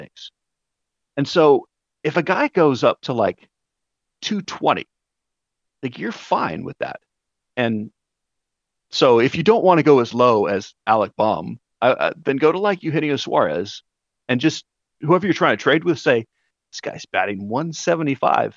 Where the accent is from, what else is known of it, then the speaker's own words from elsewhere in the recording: Colorado, United States; moved away as an adult; now in Auburn, United States; So I live in Auburn, Alabama, and after growing up in Colorado